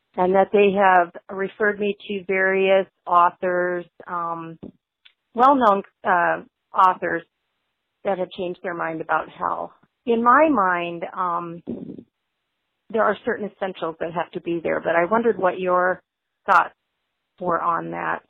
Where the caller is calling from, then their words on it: Spring Lake, Michigan, United States; I'm calling from Spring Lake, Michigan